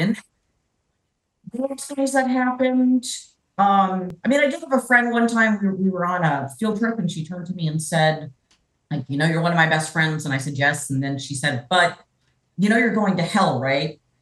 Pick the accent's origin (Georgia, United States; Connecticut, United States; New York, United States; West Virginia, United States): Georgia, United States; accent: cannot fake a Southern accent; moved away as an adult; also born or lived in Berkeley, California; I am actually originally from Georgia. I was born at Northside Hospital and uh, grew up here